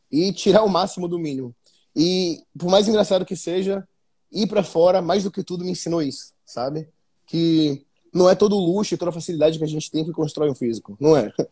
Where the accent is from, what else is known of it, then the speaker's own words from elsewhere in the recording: Salvador, Bahia, Brazil; eu saí de Salvador comendo, tipo assim, salmão, filé mignon pra comer clara de ovo com atum, sabe?